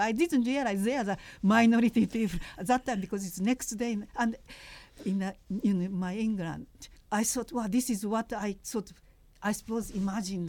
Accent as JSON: {"language": "English", "country": "Japan", "tie": "born or raised there", "moved": "as an adult", "lives_now": "United Kingdom", "said": "I was a uh, sort of Anglophile when I was growing up in Japan"}